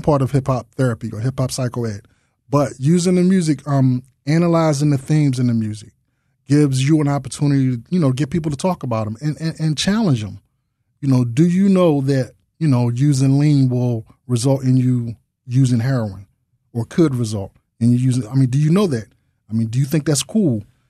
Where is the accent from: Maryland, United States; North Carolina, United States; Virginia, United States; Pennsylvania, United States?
Pennsylvania, United States; Philadelphia; I grew up in North Philadelphia